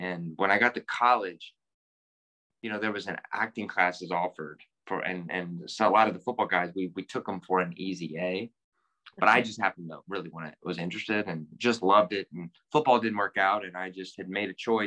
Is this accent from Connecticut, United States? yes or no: no; Louisville, Kentucky, United States; moved away as an adult; also born or lived in Los Angeles / New York; from Louisville, Kentucky, born and raised here